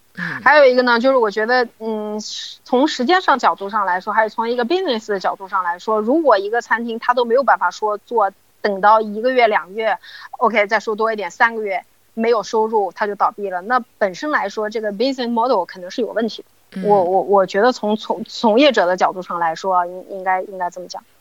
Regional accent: Shanghai, China; 我们当地人，比方说我们上海人都觉得它特别好吃

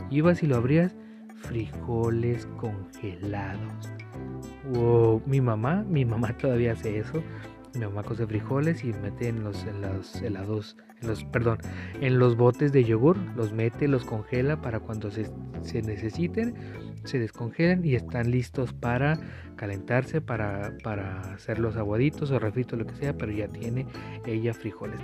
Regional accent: Tijuana, Baja California, Mexico; Aquí en Tijuana, por lo menos en las escuelas que yo estuve

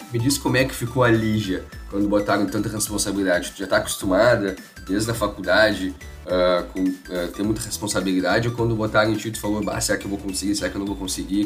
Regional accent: Pelotas, Rio Grande do Sul, Brazil; eu sempre morei com a minha família, também sou de Pelotas

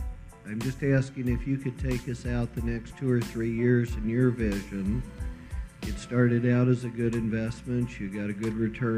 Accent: Kingsburg, California, United States; from Kingsburg, California.

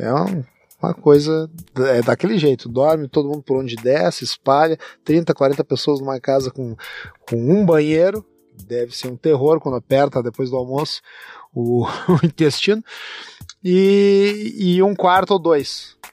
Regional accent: Rio Grande do Sul, Brazil; Nós no Rio Grande do Sul, a gente toma o chimarrão

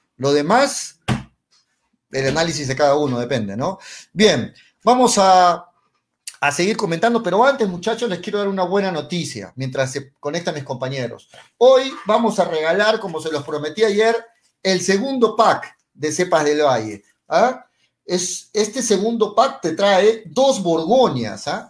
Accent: Peru; Hablo como peruanos

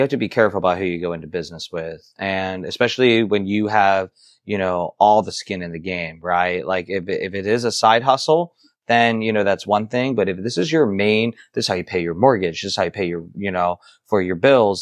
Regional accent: Ohio, United States; I'm from Ohio, but not, close to the Midwest

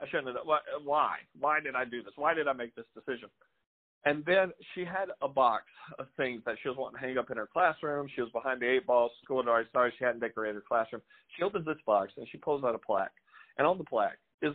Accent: Louisiana, United States; moved away; I'm from Louisiana, but I'm a local

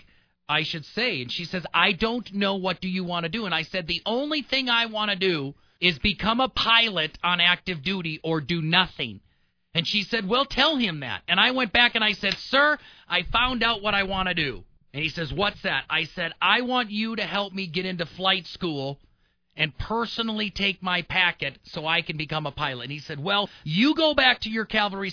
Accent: Milwaukee, Wisconsin, United States; moved away as an adult; now in Colorado Springs, United States; I grew up in Milwaukee

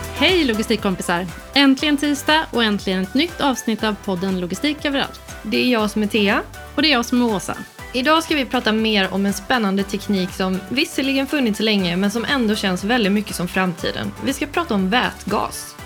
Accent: Sweden; som svensk

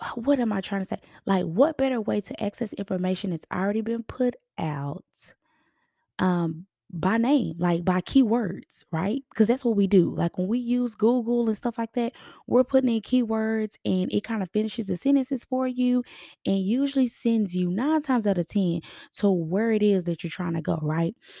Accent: Texas, United States; we're from Texas

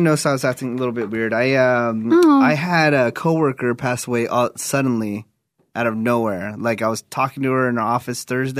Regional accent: Newark, California, United States; born or raised there; moved away

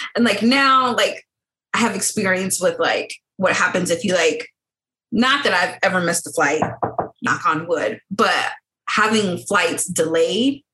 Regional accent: United States; I'm from America.

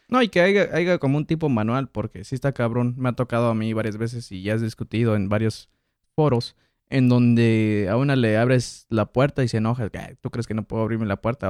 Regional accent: Mexico; now in United States; Yo nací en Estados Unidos, me crié en México

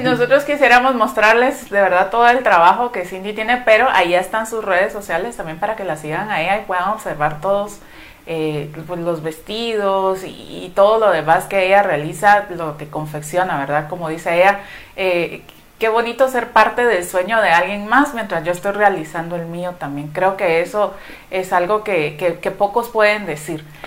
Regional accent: San José Pinula, Guatemala Department, Guatemala; soy de San José Pinula

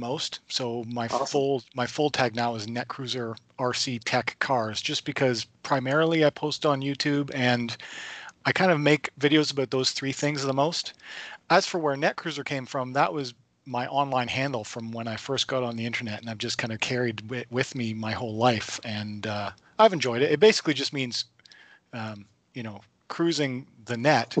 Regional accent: Lindsay, Ontario, Canada; I'm from Lindsay, Ontario area, the Kawartha Lakes area, not too far from Toronto

